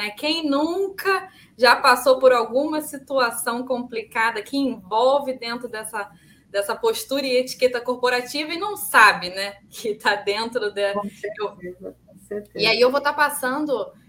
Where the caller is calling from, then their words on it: Rio de Janeiro, Brazil; Eu sou aqui do Rio de Janeiro, tá um calor terrível aqui.